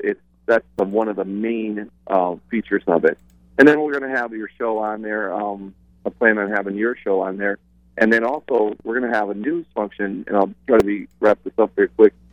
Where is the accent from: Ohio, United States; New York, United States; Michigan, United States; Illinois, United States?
Michigan, United States; Detroit; moved away; I'm originally from Detroit.